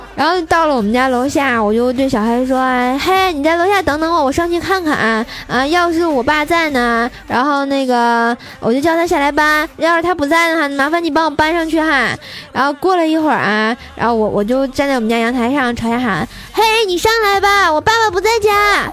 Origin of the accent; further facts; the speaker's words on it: Tianjin, China; 必须的，咱天津人嘛，哏儿度青年。